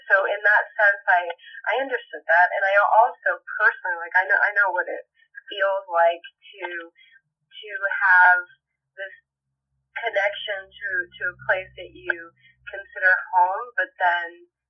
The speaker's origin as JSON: {"language": "English", "country": "Saudi Arabia", "tie": "born or raised there", "also_born_or_lived": "Puerto Rico / Japan", "lives_now": "Los Angeles, United States", "said": "I'm originally from Puerto Rico. I was born in Puerto Rico, raised in Saudi Arabia and Japan. I am been living in LA for a long time now."}